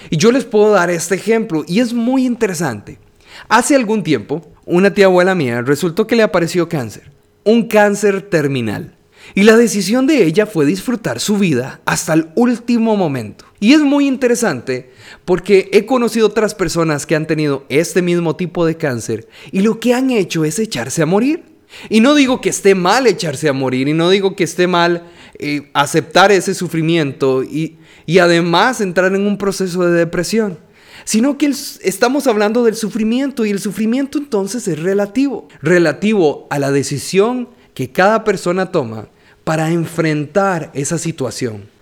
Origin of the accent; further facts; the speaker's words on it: San José, Costa Rica; soy de San José, Costa Rica